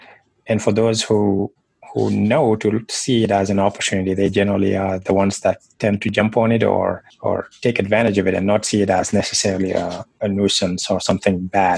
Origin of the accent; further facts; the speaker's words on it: Senegal; moved away; I am originally from Senegal, West Africa.